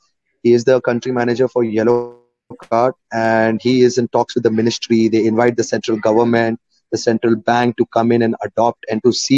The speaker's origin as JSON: {"language": "English", "region": "Muscat", "country": "Oman", "tie": "born or raised there", "also_born_or_lived": "India", "moved": "yes", "said": "I am from India and born and raised up in Muscat, Oman, in the Gulf."}